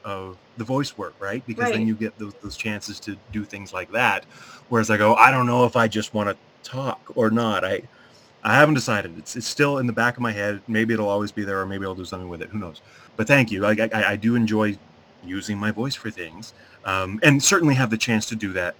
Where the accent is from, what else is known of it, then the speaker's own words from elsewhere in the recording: Mississauga, Ontario, Canada; moved away as an adult; now in Sarnia, Canada; I'm originally from Mississauga.